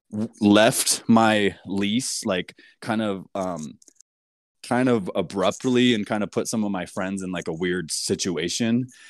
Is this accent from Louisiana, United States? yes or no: no; California, United States; moved away as an adult; also born or lived in Portland, Oregon; I grew up in California and moved to Portland around two thousand seven